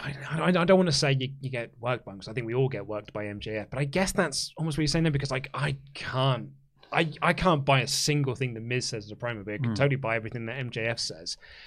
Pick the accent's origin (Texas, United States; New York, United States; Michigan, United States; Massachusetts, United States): Michigan, United States; Give me the mic! I'm from Michigan!